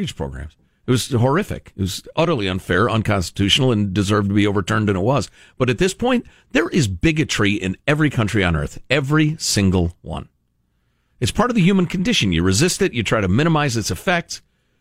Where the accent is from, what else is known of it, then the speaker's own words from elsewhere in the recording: Chicago, Illinois, United States; I grew up in Chicagoland, which is extremely diverse, racially speaking